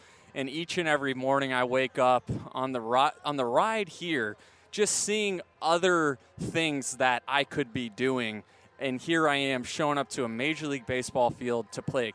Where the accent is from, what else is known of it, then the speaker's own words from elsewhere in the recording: St. Petersburg, Florida, United States; moved away as an adult; now in Orange County, United States; being born and raised there in St. Petersburg.